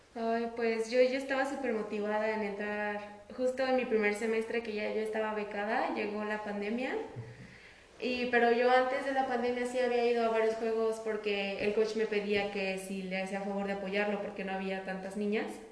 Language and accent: Spanish; Querétaro, Mexico; Yo soy de aquí, de la ciudad de Querétaro